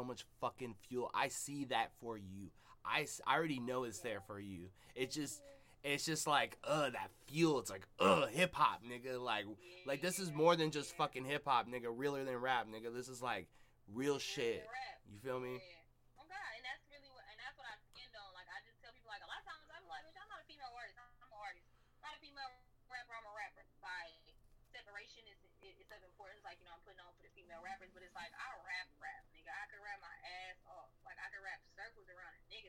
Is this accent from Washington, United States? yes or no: yes; Seattle, Washington, United States; I'm from Seattle